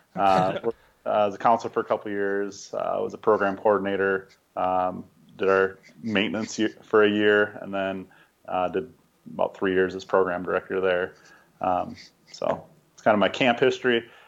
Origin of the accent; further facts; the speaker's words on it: Minnesota, United States; I grew up in Minnesota, kind of going to camps all over the place there.